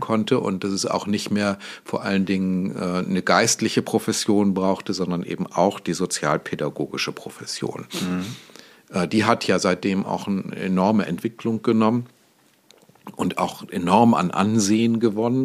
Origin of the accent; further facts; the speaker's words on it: Goslar, Lower Saxony, Germany; now in Hamburg, Germany; ich bin mal in Goslar am Harz geboren worden.